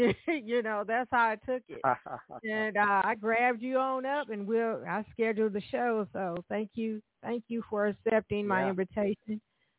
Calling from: Evansville, Indiana, United States; I'm calling from Evansville, Indiana, and we do have a jazz station down here at the University of Evansville, Jazz Flight 91.5 with John B.

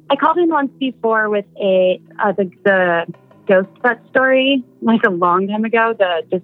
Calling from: Seattle, Washington, United States; Hi. This is …, I'm from Seattle.

